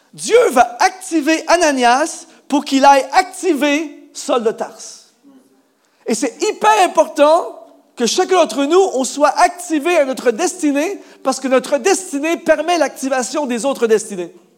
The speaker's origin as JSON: {"language": "French", "country": "Canada", "said": "chez nous au Canada"}